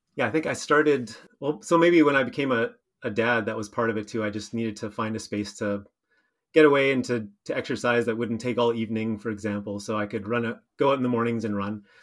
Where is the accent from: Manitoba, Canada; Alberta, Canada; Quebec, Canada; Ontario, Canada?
Manitoba, Canada; Steinbach; I grew up in Steinbach, spent a few years away, but then moved back with my wife